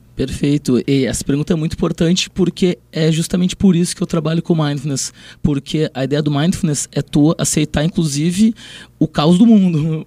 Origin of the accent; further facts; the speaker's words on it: Porto Alegre, Rio Grande do Sul, Brazil; Eu sou de Porto Alegre, no momento estou atuando lá